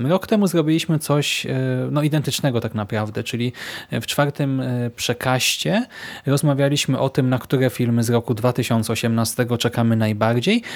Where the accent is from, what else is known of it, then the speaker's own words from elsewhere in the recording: Łódź, Łódź Voivodeship, Poland; u nas w Łodzi